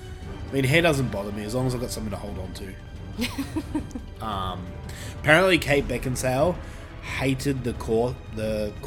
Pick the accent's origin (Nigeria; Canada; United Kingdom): United Kingdom; I mean, we're all from Britain, but whatever.